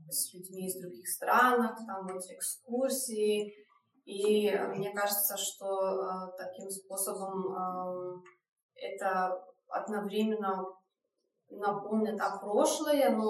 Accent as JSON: {"language": "Russian", "country": "Belarus", "said": "я из Беларуси"}